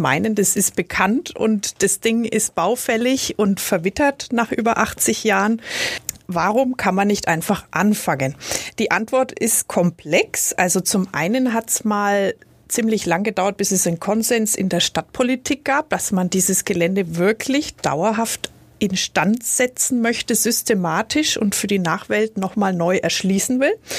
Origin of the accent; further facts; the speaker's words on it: Nuremberg, Bavaria, Germany; als Nürnbergerin